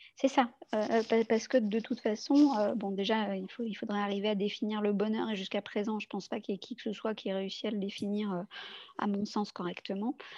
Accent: Lyon, Auvergne-Rhône-Alpes, France; je suis lyonnaise

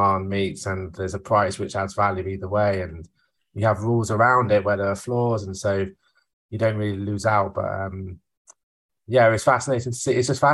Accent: United Kingdom; now in New Jersey, United States; I'm a British person based in New Jersey now

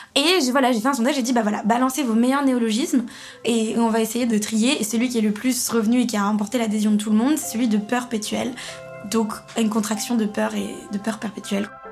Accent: Paris, Île-de-France, France; j'ai grandi à Paris, j'ai pris le métro très tôt

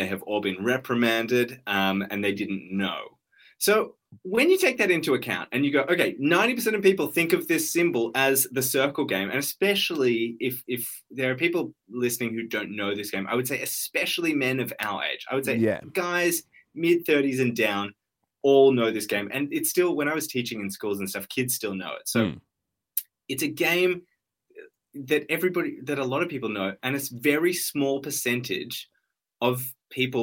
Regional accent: Sydney, New South Wales, Australia; I grew up in Sydney.

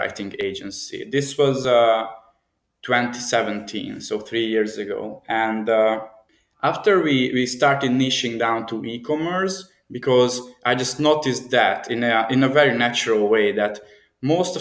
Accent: Budapest, Hungary; This is my home city. I'm from Hungary, and I travel a lot, but yes, I'm in Budapest

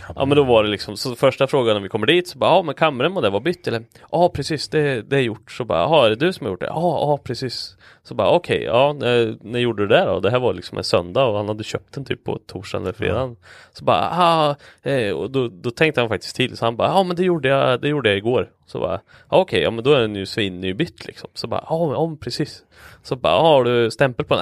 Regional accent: Linköping, Östergötland, Sweden; accent: östgötska; jag är ju från Linköping

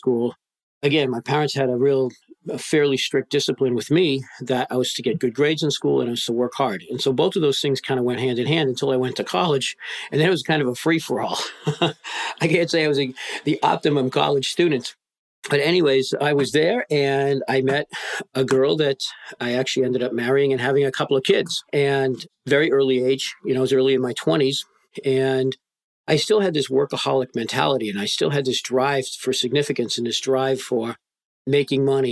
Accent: just north of Boston, Massachusetts, United States; I was born in the Northeast, just outside of Boston, Massachusetts, just north of there

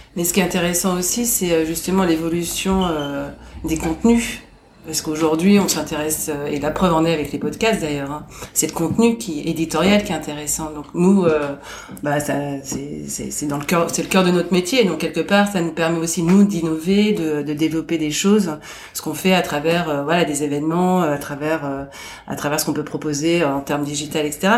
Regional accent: Boulogne-Billancourt, Île-de-France, France; je suis née euh, à Boulogne-Billancourt.

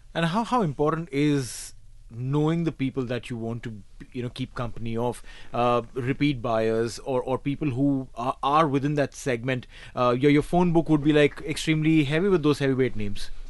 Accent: India; now in Dubai, United Arab Emirates; I come from India

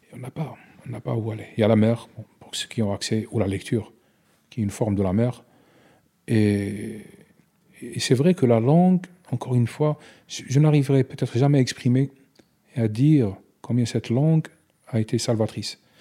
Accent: Algeria; French is a second language

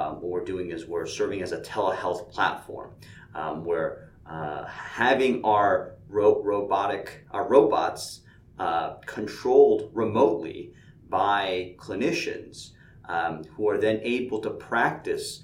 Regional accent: Connecticut, upstate New York, United States; moved away as an adult; now in Atlanta, United States; I grew up mostly in the Northeast, upstate New York, in Connecticut. I moved to Atlanta at this point

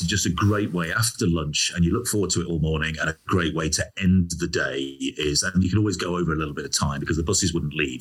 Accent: Leicester, East Midlands, United Kingdom; accent: regional accent; I couldn't pronounce my H's because I was from Leicester, and I had a sort of regional accent

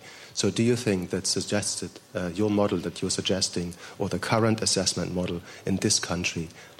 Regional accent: Germany; now in United Kingdom; my country in Germany is completely different than here

